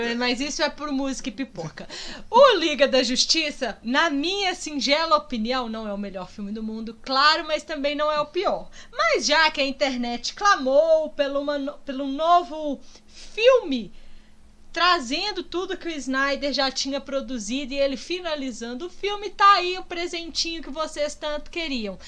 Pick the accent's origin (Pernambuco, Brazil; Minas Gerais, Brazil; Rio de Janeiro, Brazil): Minas Gerais, Brazil; a gente como bom mineiro